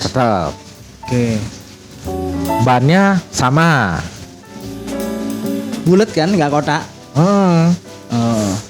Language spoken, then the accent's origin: Indonesian; South Kalimantan, Indonesia; Iya, gue Banjar orangnya manggilnya dibilangnya mancis.